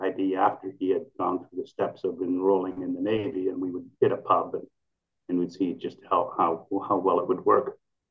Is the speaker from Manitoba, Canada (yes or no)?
yes; Manitoba, Canada; moved away; in Canada, where I grew up in Manitoba